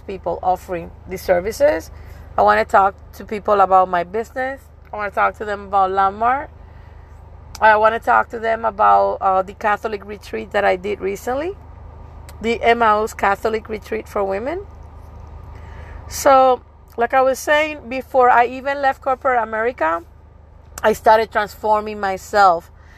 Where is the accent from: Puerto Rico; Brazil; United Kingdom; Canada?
Puerto Rico; I'm from Puerto Rico, I speak Spanish